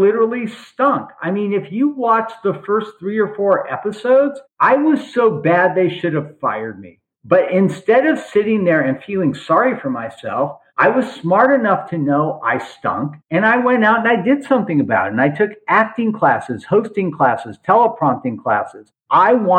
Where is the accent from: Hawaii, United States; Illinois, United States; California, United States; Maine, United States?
California, United States; Los Angeles; also born or lived in Beverly Hills; I grew up in Granada Hills.